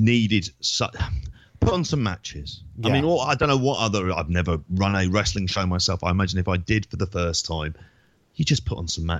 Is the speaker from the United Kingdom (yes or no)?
yes; London, United Kingdom; moved away; also born or lived in Oxford; I'm from London. The only other major city I've ever lived in is Oxford.